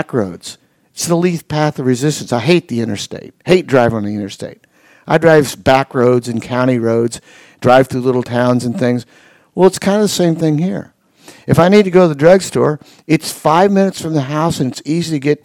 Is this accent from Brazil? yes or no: no; Indiana, United States; also born or lived in Atlanta, Georgia; when I was a little boy, I moved from Atlanta, Georgia to Indiana.